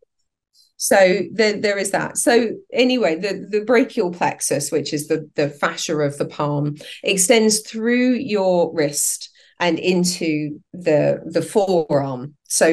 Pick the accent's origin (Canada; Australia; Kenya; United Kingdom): United Kingdom; England; also born or lived in Southern France; I'm English.